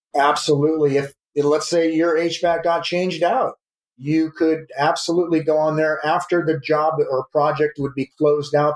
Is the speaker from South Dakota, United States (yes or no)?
yes; South Dakota, United States; moved away as an adult; now in California, United States; I was born in California, but I grew up in the Midwest in South Dakota